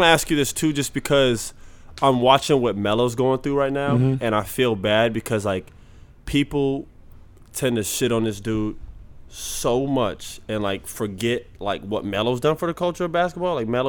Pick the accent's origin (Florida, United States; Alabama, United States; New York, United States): Florida, United States; Orlando; And I took it personal because I'm from Orlando, and those are my people too.